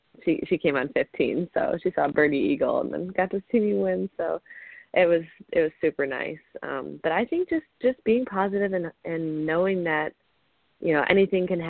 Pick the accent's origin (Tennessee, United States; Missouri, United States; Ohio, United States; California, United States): Ohio, United States; growing up in Ohio